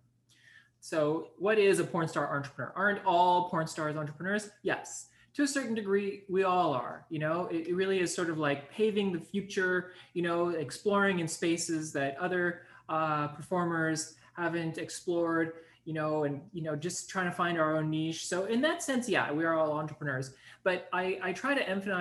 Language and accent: English; Montreal, Quebec, Canada; I spent my entire life, with the exception of some vacation time overseas and, you know, in the Caribbean and whatnot, growing up in Montreal.